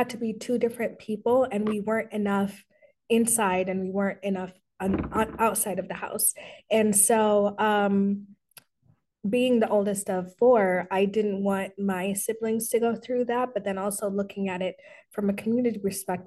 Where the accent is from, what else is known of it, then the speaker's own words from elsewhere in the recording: Colorado, United States; also born or lived in Sudan; I am Sudanese American. Very proud Sudanese American. I have lived in Colorado my whole life. We came here when I was 3.